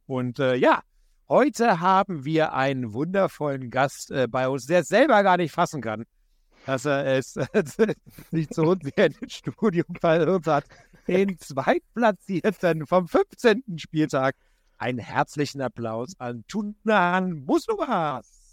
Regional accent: Berlin, Germany; ich bin ja Berliner

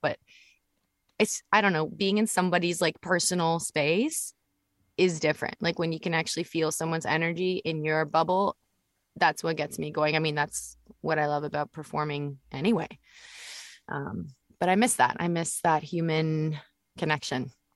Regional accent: Vancouver, British Columbia, Canada; we live in Vancouver as well, right? Like I'm Canadian and that's where I'm from

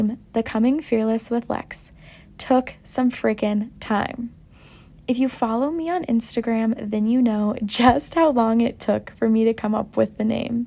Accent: Downs, Illinois, United States; moved away as an adult; now in Chicago, United States; I am originally from Downs, Illinois, which is a pretty small town, and recently in November, I moved to downtown Chicago with my boyfriend Riley

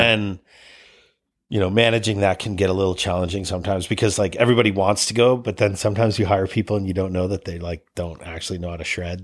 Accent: Cleveland, Ohio, United States; also born or lived in Tahoe; now in British Columbia, Canada; I'm from Cleveland

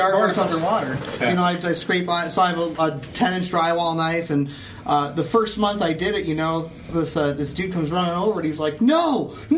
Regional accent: Cleveland, Ohio, United States; moved away; I'm from Cleveland

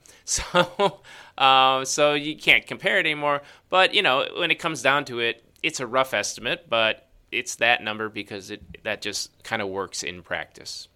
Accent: Chicago, Illinois, United States; that's my hometown

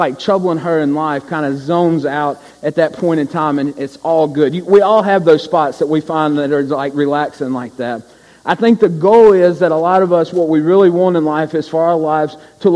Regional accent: Louisiana, United States; we're from Louisiana, and we're on senior trip

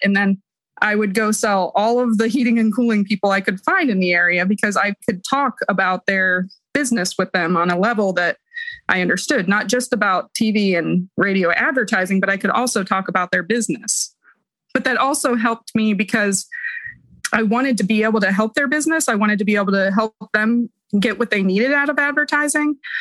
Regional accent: Columbus, Ohio, United States; now in Pikeville, United States; I'm from Columbus, Ohio. I currently live in Pikeville, Kentucky.

